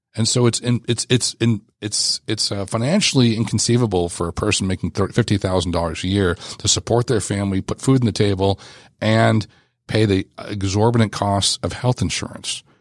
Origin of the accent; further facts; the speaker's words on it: Los Angeles, California, United States; I grew up in Los Angeles